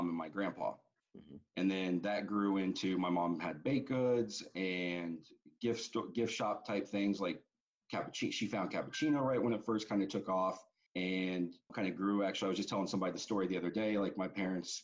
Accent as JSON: {"language": "English", "town": "Metamora", "region": "Indiana", "country": "United States", "tie": "born or raised there", "said": "We grew up in Metamora, Indiana"}